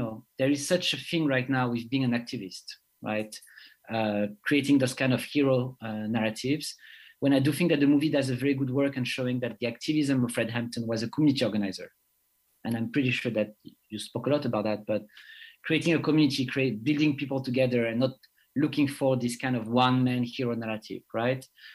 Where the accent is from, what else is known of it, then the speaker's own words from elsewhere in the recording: Guadeloupe; also born or lived in France; I'm coming from the French Caribbean, Guadeloupe and France